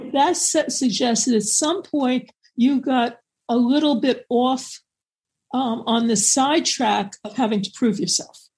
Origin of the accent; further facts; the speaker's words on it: New York, United States; I'm from New York